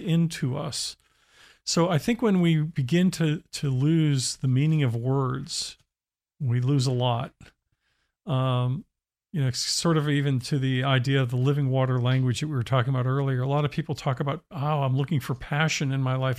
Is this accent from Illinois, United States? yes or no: no; Pennsylvania, United States; I grew up in Pennsylvania